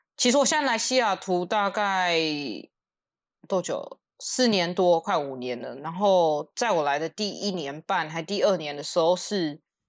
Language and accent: Chinese; Taiwan; now in United States; 我们在台湾长大，就是从小什么都吃